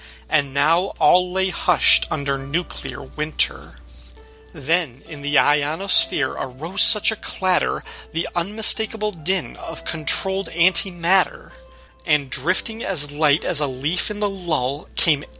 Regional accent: Illinois, United States; growing up in Illinois, just a little bit to the south of you

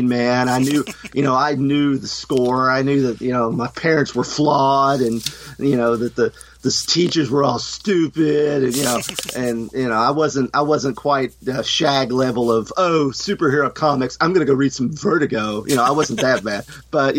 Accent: Kentucky, United States; I'm from Kentucky

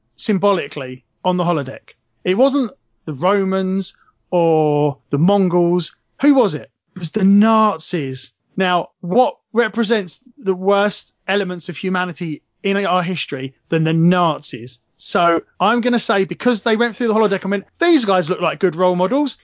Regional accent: England, United Kingdom; I'm English

